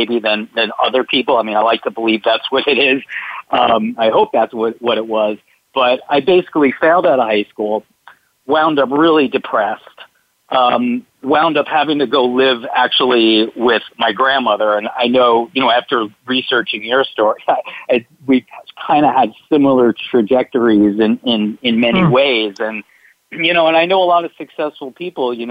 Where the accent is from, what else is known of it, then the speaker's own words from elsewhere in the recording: New Jersey, United States; when I was 11 years old, growing up in New Jersey